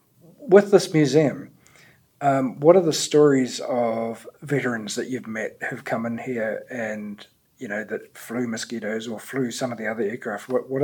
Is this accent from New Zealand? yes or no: yes; New Zealand